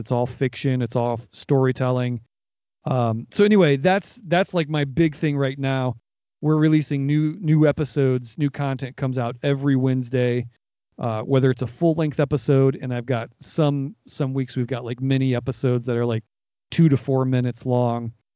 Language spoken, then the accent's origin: English; Northeast Ohio, United States; I was born in in Northeast Ohio